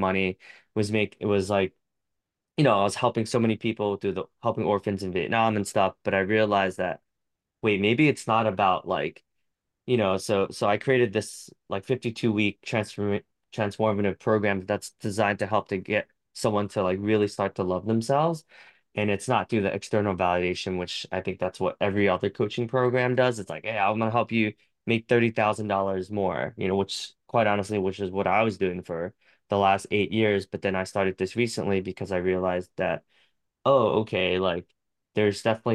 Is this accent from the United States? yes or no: yes; United States; I'm very American